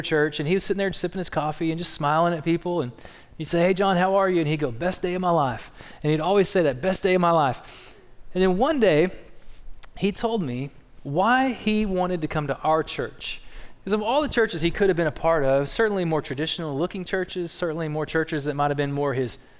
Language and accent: English; East Texas, United States; also born or lived in South Dakota; Jill and I, even though we're from East Texas, we spent 5 years up there planting churches